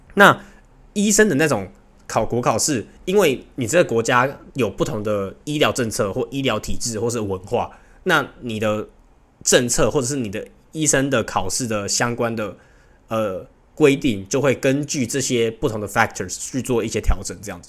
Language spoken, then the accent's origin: Chinese; Taiwan; moved away as an adult; now in Hong Kong; 身为台湾人